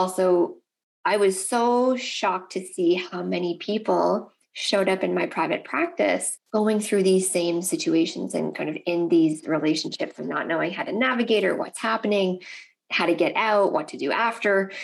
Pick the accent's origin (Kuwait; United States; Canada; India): Canada; Nova Scotia; I'm Canadian, and so I am actually from the East Coast of Canada, from Nova Scotia